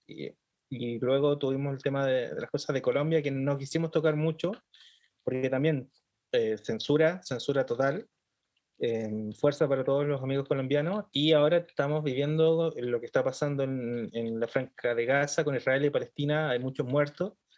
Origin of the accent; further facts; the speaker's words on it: Chile; nosotros como chilenos eh, vivimos en una cultura sumisa